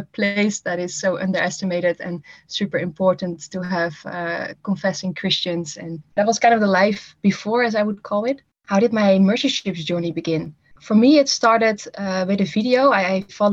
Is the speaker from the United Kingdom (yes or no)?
no; Netherlands; English is a second language; moved away as an adult; I'm from the Netherlands originally, and I'm from a smaller town and grew up there